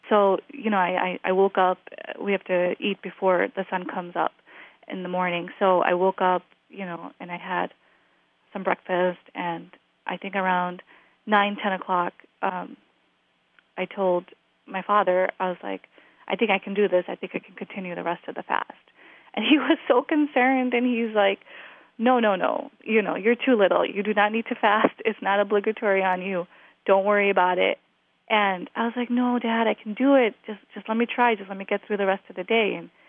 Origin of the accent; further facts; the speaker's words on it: Glendale Heights, Illinois, United States; I am from Glendale Heights, Illinois.